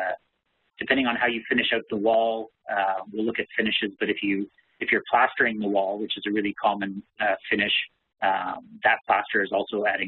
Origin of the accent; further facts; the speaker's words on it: Canada; I'm a Canadian